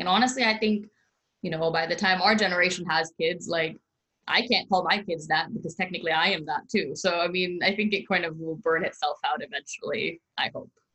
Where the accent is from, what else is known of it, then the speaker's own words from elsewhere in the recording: United States; I was born and raised in the United States